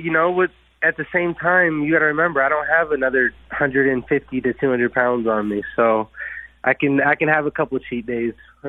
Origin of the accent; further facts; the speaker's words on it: Windsor, Ontario, Canada; I grew up in Windsor, Ontario